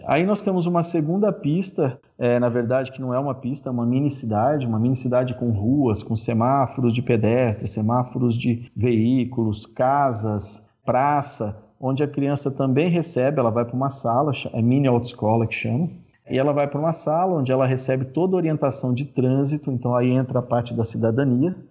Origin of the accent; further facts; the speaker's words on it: Birigui, São Paulo, Brazil; eu sou natural de Birigui, no interior de São Paulo, região noroeste